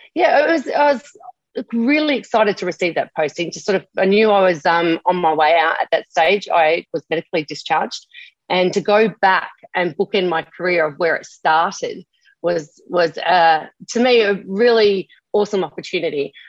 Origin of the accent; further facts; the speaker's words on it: Adelaide, South Australia, Australia; now in Gold Coast, Australia; growing up in Adelaide